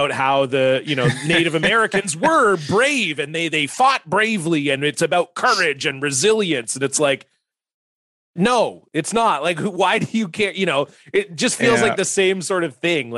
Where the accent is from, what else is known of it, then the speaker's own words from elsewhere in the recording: Ontario, Canada; now in United States; I grew up in Ontario, and that was how we pronounced it growing up